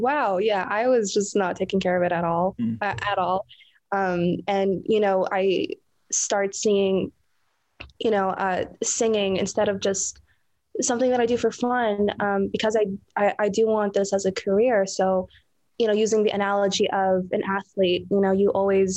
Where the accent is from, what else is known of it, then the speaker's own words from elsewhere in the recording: Saudi Arabia; I was born and raised in Saudi Arabia